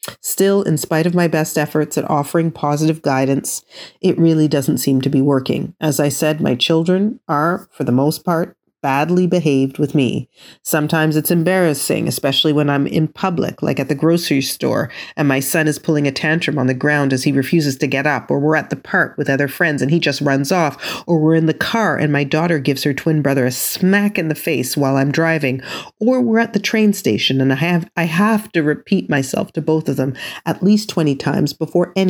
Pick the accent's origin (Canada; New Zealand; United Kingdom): Canada; I was born and raised in Canada, I come from West Indian heritage